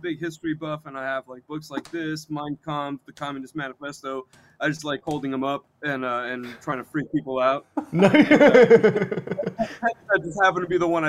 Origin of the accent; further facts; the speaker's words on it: Texas, United States; now in California, United States; I was born in Texas.